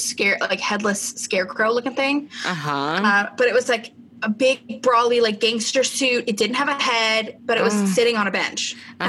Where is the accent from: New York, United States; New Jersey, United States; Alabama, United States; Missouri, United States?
New York, United States; Long Island; moved away; cause I grew up in New York, not a lot of people know, but Long Island, New York.